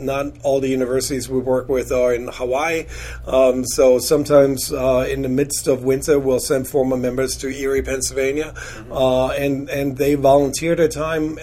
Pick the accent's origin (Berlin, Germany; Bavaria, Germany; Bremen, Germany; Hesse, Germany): Bavaria, Germany; Munich; now in United States; born and raised in in Munich, Germany, in in the 70s and the 80s.